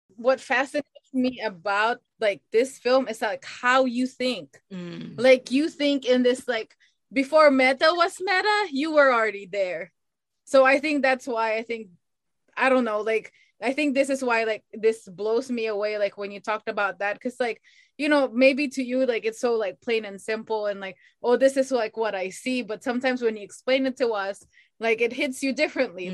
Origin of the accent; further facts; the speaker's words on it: Philippines; as a Filipino